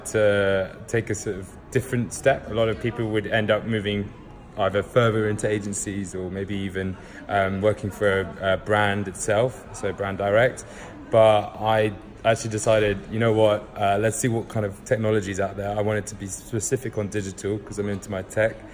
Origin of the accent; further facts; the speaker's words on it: London, United Kingdom; also born or lived in Salisbury; I was actually born in Salisbury, not London, where I actually ended up living for the most of my childhood. But so I'm from London